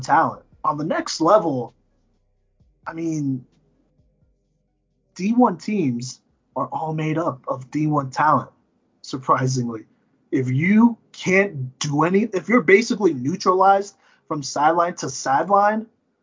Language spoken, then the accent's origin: English; Texas, United States; moved away; I grew up in Texas